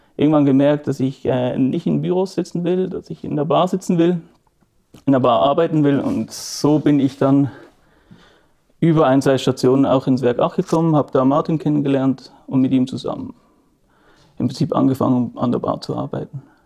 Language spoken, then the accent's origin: German; Basel, Basel-Stadt, Switzerland; wir sind hier im Haus, in dem ich aufgewachsen bin